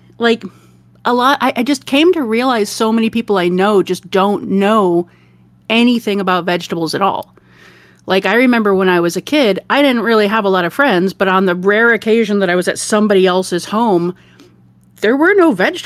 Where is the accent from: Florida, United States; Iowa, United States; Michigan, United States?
Michigan, United States; Detroit; now in Oregon, United States; I grew up in the Midwest